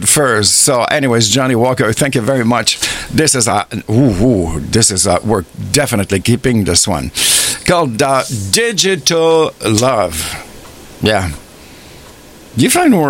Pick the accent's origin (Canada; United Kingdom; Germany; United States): Canada; I'm so proud of being Canadian